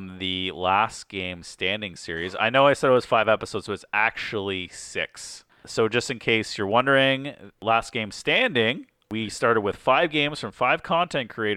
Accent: Canada; we're Canadian

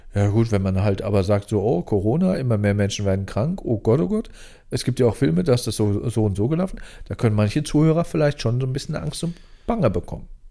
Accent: near Lingen, North Rhine-Westphalia, Germany; moved away; bei mir in der Nähe von der Heimat, so 20, 30 Kilometer entfernt, nördlich in Niedersachsen. Ich komme ja noch aus NRW

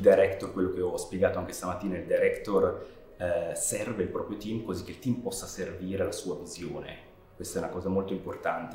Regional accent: near Chiasso, Ticino, Switzerland; now in London, United Kingdom; vengo dal Canton Ticino, vicino a Chiasso, e sono un regista di animazione in Inghilterra, soprattutto eh, con base a Londra

